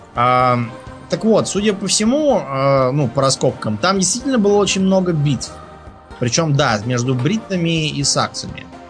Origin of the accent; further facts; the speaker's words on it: Moscow, Russia; я просто москвич